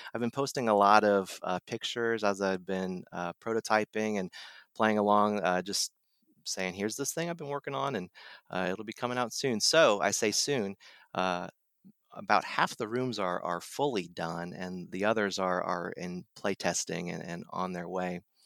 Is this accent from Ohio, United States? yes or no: yes; Dayton, Ohio, United States; now in North Carolina, United States; I'm from Ohio, from the Dayton area